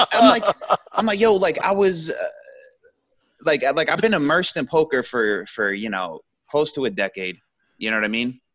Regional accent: United States; being American

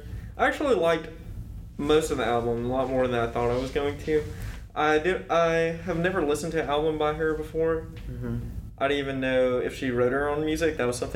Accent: Phenix City, Alabama, United States; I'm from Phenix City, Alabama.

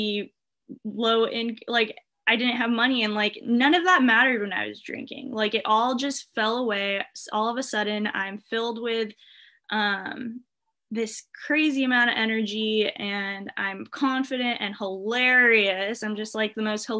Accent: Irvine, California, United States; I grew up in Irvine, California

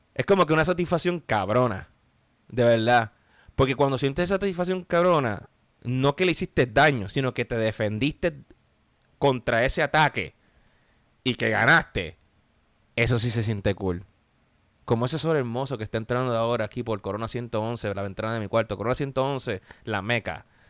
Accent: Puerto Rico; moved away as an adult; now in United States; me vine de Puerto Rico a Estados Unidos

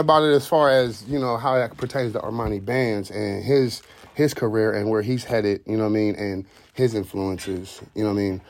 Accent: Columbus, Ohio, United States; also born or lived in Youngstown, Ohio; I grew up in the Linden area. I'm originally from Youngstown.

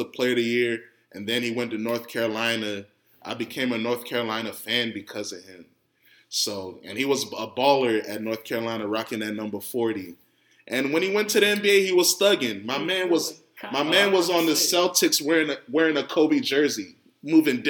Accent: Ghana; especially as a Ghanaian

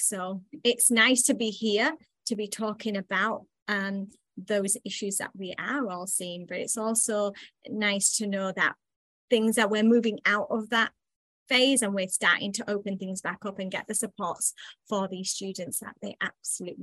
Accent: England, United Kingdom; now in United States; I'm originally from England, and I think that's where things originated for me. I was very much was raised in a household

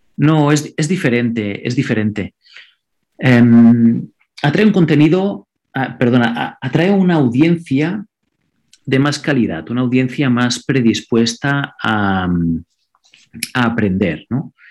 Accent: Andorra; first language Catalan; Spanish is a second language; yo, por ejemplo, vivo en Andorra, soy de Andorra, y mi idioma nativo es el catalán

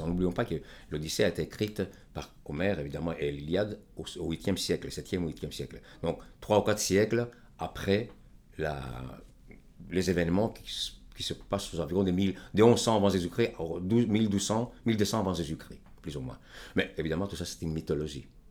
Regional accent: Greece; moved away as an adult; je suis grec. Et euh, je me suis éloigné de mon pays depuis maintenant, depuis 1968

